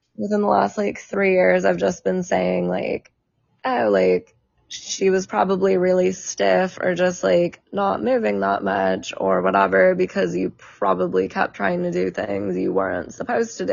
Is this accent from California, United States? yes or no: yes; San Diego, California, United States; I'm from San Diego